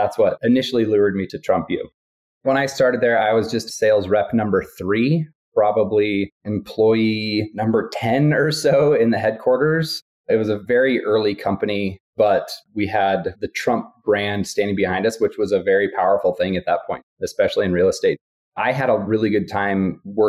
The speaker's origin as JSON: {"language": "English", "town": "Steamboat Springs", "region": "Colorado", "country": "United States", "also_born_or_lived": "East Coast", "moved": "yes", "said": "I'm originally from Steamboat Springs. It was fun landing at my home airport to visit some family"}